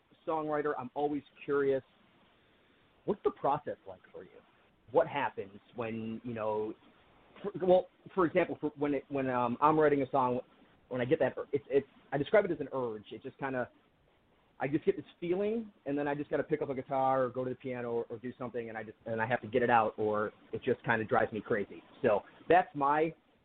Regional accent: Buffalo, New York, United States; I'm from Buffalo, New York. I'm 20 minutes from Ontario, 90 minutes from Toronto

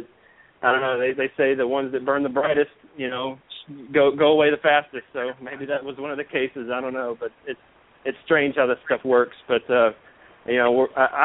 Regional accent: Memphis, Tennessee, United States; From Memphis, Tennessee

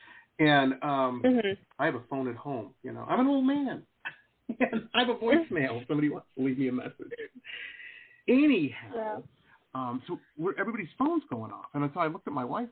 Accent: Detroit, Michigan, United States; now in South Florida, United States; I grew up in Detroit

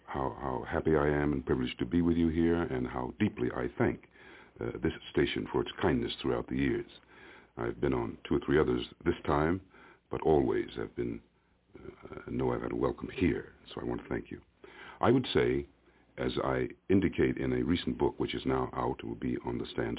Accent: Princeton, New Jersey, United States; I was, technically, this is the shaping of my views, a Negro boy born in Princeton, New Jersey, in a college town where the students mainly came from the Deep South.

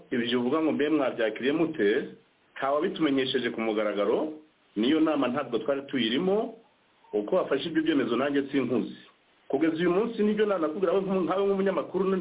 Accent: DR Congo; twebwe nka emuventuruwa njyewe n'abo dufatanije twese ntabwo turi abarundi ntabwo turi abanyarwanda ntituri n'abanyakenya nta nubwo turi abanyangora turi abanyekongo turi iwacu

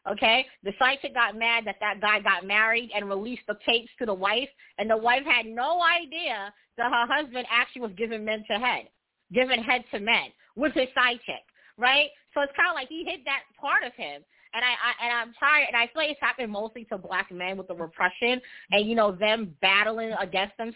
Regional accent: Jamaica; So, you know, I'm heterosexual, and I'm also Jamaican. And I know in Jamaican cultures and in our music, there's a lot of um negative connotations against homosexuality.

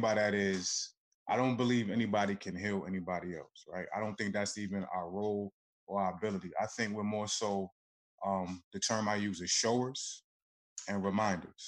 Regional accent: Newark, New Jersey, United States; I'm from Newark, New Jersey

